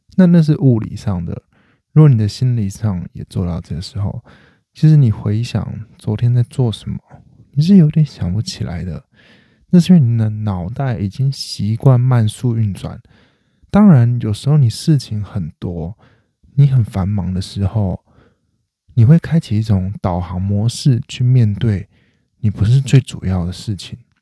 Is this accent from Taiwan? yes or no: yes; Taiwan; 我是台湾人，那我住在华人家里，他们还是习惯吃华人的料理。那我是台湾人，我住在台湾，我生活在台湾